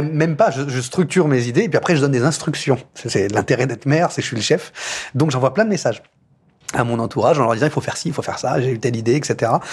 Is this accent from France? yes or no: yes; Poissy, Île-de-France, France; Je suis né ici, à, à l'hôpital de Poissy. J'ai grandi dans l'école de la République